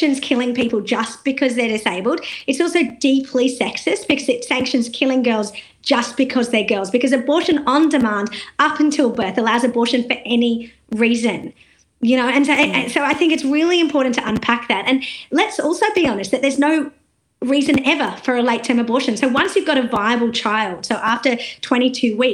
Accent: India; also born or lived in South Australia; now in Australia; And I'm Indian, and I know that the country that I'm from

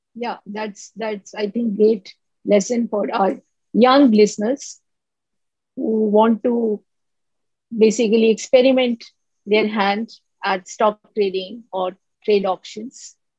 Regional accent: India; I am from India

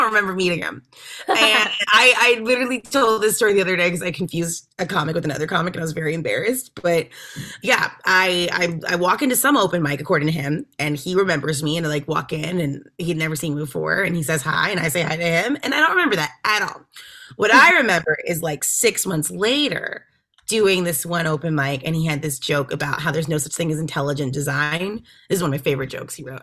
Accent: Texas, United States; moved away; growing up in Texas

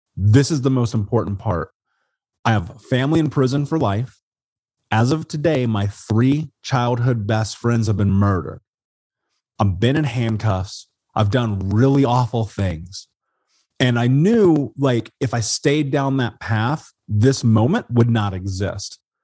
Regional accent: Indianapolis, Indiana, United States; moved away as an adult; now in Portland, United States; I grew up in Indianapolis

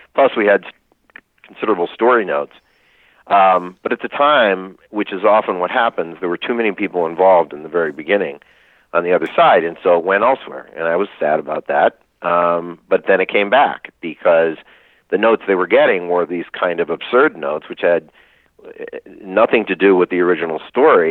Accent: near Lake Wallenpaupack, Pennsylvania, United States; I was raised near Lake Wallenpaupack in right. Pennsylvania.

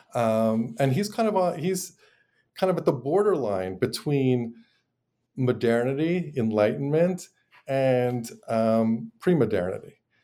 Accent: Montreal, Quebec, Canada; moved away as an adult; now in United States; I'm originally from Montreal

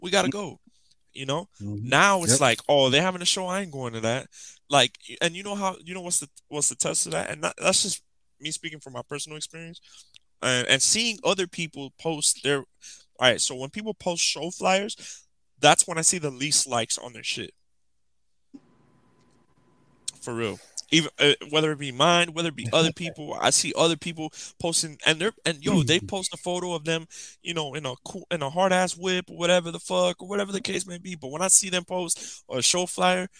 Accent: Miami, Florida, United States; I was from Miami

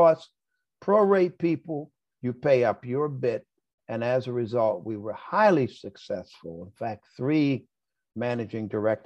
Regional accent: Baltimore, Maryland, United States; moved away as an adult; also born or lived in Pennsylvania / Oxford, England; I grew up in Baltimore, Maryland

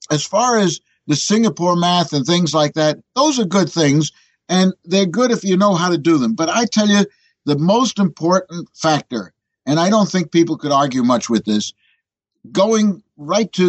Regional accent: New York City, New York, United States; the one I was born in doesn't exist anymore, 57th and 10th. But uh, be that as it may, when I'm in Europe, I'm not introduced as an American. I'm introduced as a New Yorker.

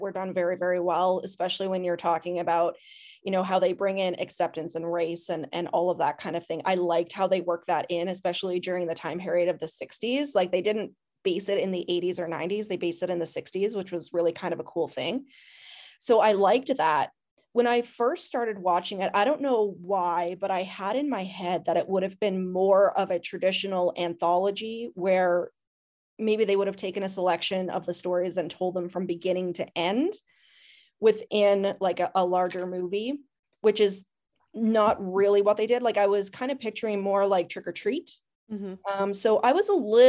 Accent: Canada; I'm Canadian

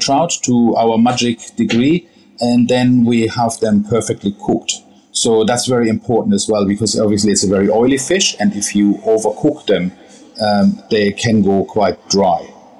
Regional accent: Hanover, Lower Saxony, Germany; also born or lived in Bavaria; So I grew up in Germany, in a town called Hanover, in North Germany. And that's where I had also my training.

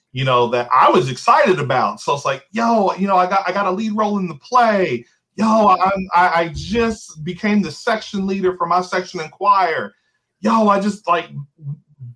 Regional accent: New Albany, Indiana, United States; I was born and raised here in New Albany.

